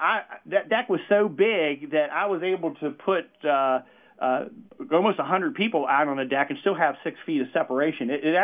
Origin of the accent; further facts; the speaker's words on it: West Virginia, United States; I'm originally from the Northern Panhandle. I graduated from Brook High School in 86. And then went to WVU in Morgantown for 6 years and got a degree in pharmacy.